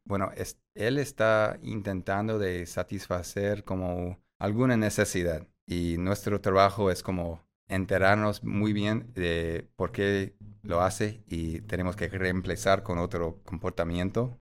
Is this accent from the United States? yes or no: yes; Chicago, Illinois, United States; Spanish is a second language; moved away; sí soy grande, de Chicago